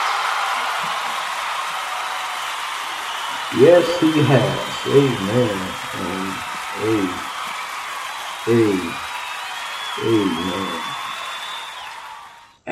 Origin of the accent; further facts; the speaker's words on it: Texas, United States; You're my home state